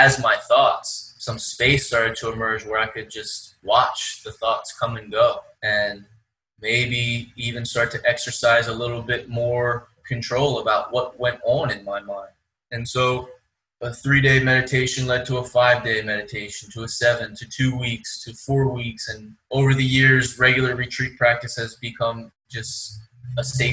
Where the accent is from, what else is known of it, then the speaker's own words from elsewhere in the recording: Philadelphia, Pennsylvania, United States; moved away; I come from Philly on the East Coast